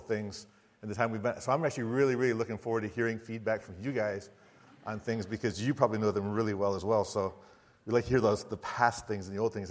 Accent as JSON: {"language": "English", "region": "Michigan", "country": "United States", "also_born_or_lived": "Sarasota, Florida / Siberia, Russia", "moved": "as an adult", "lives_now": "Florida, United States", "said": "I'm from Michigan"}